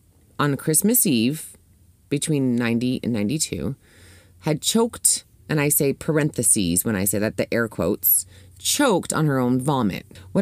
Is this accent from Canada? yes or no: yes; St. Catharines, Ontario, Canada; born or raised there; moved away